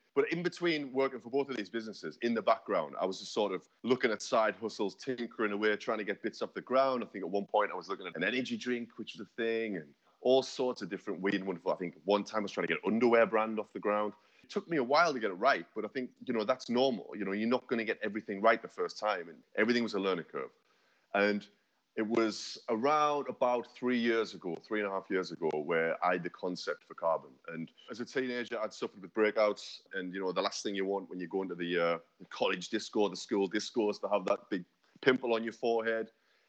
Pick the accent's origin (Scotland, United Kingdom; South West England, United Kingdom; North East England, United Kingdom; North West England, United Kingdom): North East England, United Kingdom; now in London, United Kingdom; Like I say, I moved down from the Northeast. I've been down here for sort of 10 years now. It's the most incredible city.